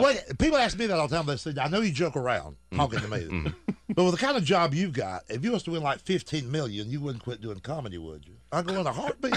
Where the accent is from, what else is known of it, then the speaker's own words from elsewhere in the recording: Georgia, United States; I'm from Georgia.